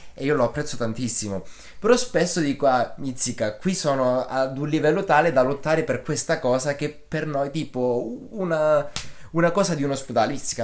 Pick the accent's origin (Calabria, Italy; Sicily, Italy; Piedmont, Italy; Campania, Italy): Calabria, Italy; Locri; la città di Locri perché sono di Locri